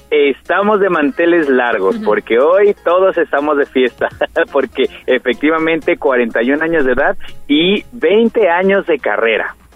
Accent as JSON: {"language": "Spanish", "country": "Mexico"}